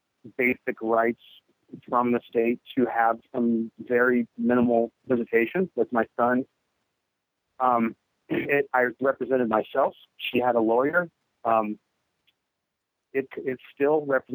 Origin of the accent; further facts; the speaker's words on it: Northern California, United States; moved away as an adult; now in Minnesota, United States; I'm from Northern California originally, born and raised